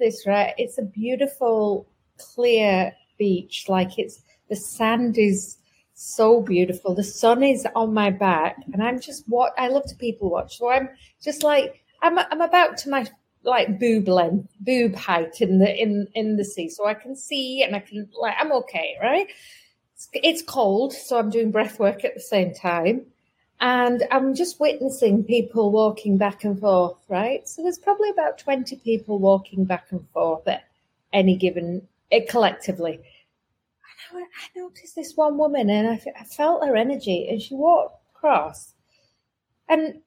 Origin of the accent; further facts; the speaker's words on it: England, United Kingdom; I'm from England